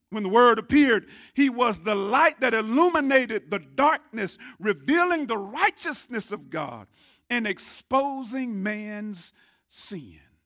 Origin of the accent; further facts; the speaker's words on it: Tyler, Texas, United States; I grew up here in Tyler.